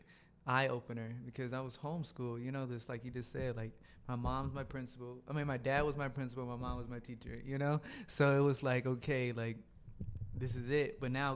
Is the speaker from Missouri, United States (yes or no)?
no; Dallas, Texas, United States; also born or lived in Mansfield, Texas / Corsicana, Texas; So I was like born in Dallas, but been living here for a minute. Moved here when I was 10, so.